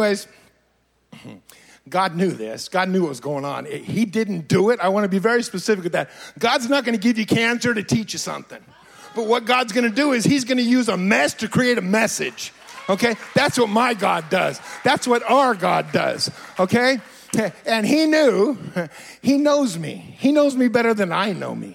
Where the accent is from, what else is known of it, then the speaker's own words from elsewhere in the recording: Fresno, California, United States; now in Redding, United States; I was born and raised in Fresno. I've lived in Fresno my whole life, the beautiful little metropolitan